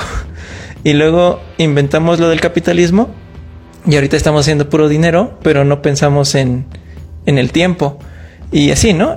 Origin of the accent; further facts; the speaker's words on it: Mexico; nada más los mexicanos lo tengamos